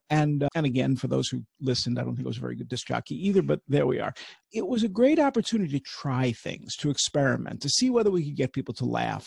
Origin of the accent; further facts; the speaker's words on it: New York, United States; I grew up at NBC in New mm. York